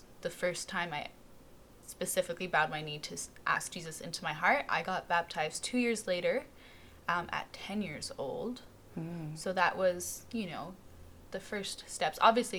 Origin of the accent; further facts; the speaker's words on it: Vologda, Vologda Oblast, Russia; born there; I was born in Russia, so Vologda, Russia, a little north of Moscow, yeah.